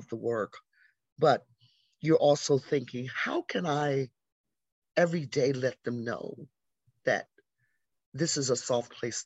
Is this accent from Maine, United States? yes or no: no; Jacksonville, Florida, United States; moved away as an adult; also born or lived in Atlanta; now in New York, United States; I grew up in Jacksonville, Florida